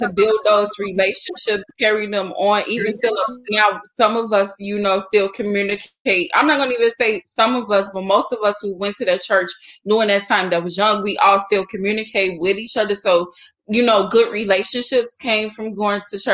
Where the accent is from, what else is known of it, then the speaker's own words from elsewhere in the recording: Chicago, Illinois, United States; I was born and raised like in Starlight St. James Missionary Baptist Church on the south side of Chicago.